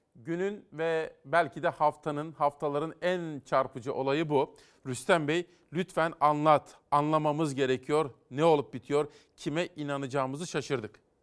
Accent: Simav, Kütahya, Turkey; moved away; benim doğup büyüdüğüm Kütahya, Simav.

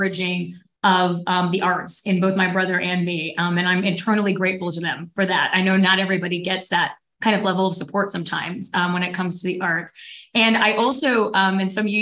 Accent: outside of Atlanta, Georgia, United States; also born or lived in San Juan, Puerto Rico; I was born in San Juan, Puerto Rico, and raised outside of Atlanta, Georgia, in the American South.

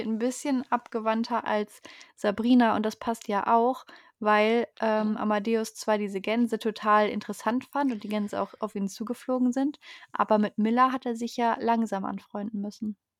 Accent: North Rhine-Westphalia, Germany; Wo meine Heimat erwähnt wird, der Niederrhein

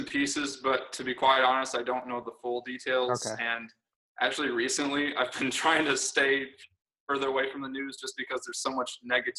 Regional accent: South Bend, Indiana, United States; moved away as an adult; now in Dallas, United States; I'm originally from the South Bend, Indiana area, up near, like, I guess to help people out that aren't familiar, it's near Notre Dame University.

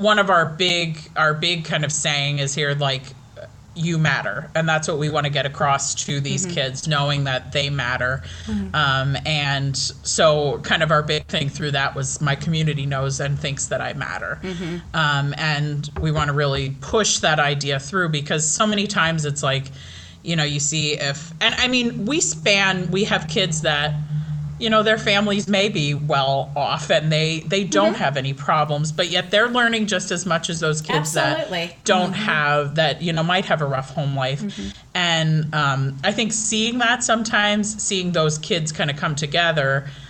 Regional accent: Pine Grove, United States; Being born and raised in Pine Grove

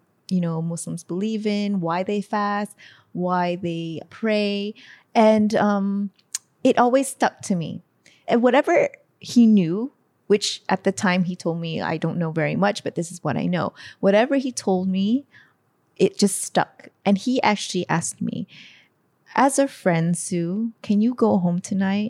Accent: San Francisco, California, United States; moved away as an adult; also born or lived in Hawaii; now in Malaysia; I was born in Hawaii and I was basically raised mainly in San Francisco, California

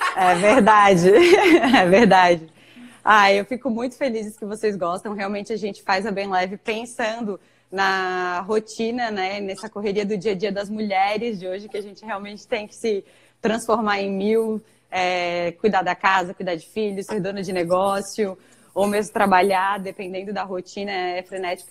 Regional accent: Florianópolis, Santa Catarina, Brazil; sou natural aqui de Florianópolis, onde trabalho e moro

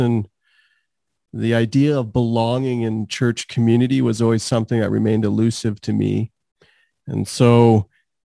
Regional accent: Calgary, Alberta, Canada; also born or lived in Trinidad; I've lived in Calgary for almost my whole life, so over 37 years around that, but I was born in Trinidad

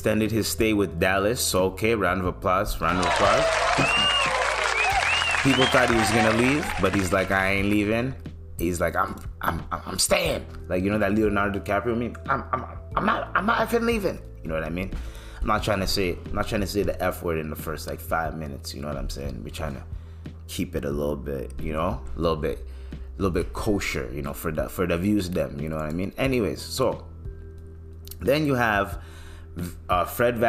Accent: Canada; my Canadians

